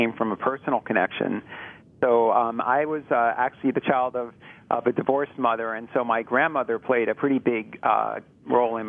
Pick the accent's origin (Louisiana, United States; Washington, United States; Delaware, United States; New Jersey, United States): New Jersey, United States; Philadelphia area; moved away; I grew up in New Jersey, and in the Philadelphia area in New Jersey.